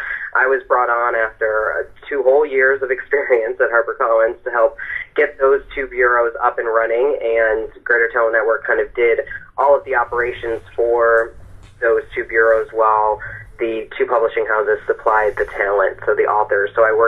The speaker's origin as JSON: {"language": "English", "town": "Denver", "region": "Colorado", "country": "United States", "tie": "born there", "said": "So I was born in Denver and moved around a little bit as I was growing up, but I started my undergrad in D.C. at American University"}